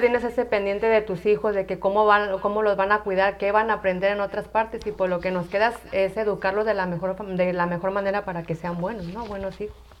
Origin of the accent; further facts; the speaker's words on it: Tala, Jalisco, Mexico; soy de Tala, Jalisco